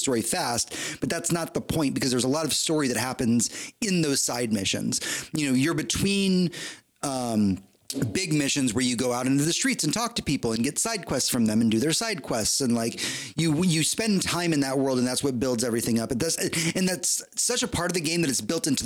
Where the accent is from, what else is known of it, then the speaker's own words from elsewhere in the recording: Houston, Texas, United States; moved away as an adult; now in Austin, United States; I was born and raised in Houston